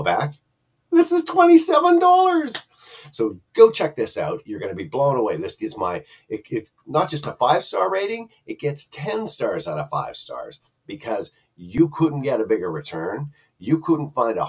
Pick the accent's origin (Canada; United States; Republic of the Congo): Canada; I'm Canadian.